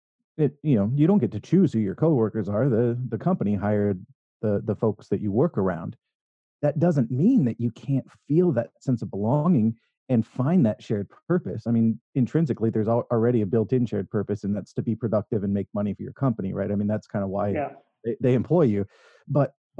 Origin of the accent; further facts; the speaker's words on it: Northern California, United States; I was raised in Northern California here in the U.S.